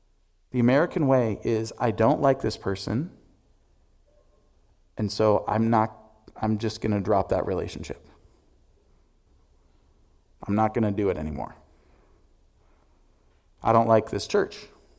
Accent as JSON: {"language": "English", "country": "Albania", "moved": "yes", "lives_now": "United States", "said": "You know, when I moved here from Albania, which still to this day is the poorest nation in Europe, I remember walking into..."}